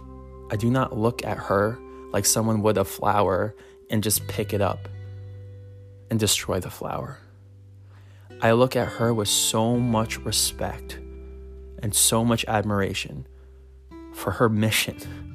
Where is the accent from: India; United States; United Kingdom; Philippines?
Philippines; I was from the Philippines, and I got her a bracelet.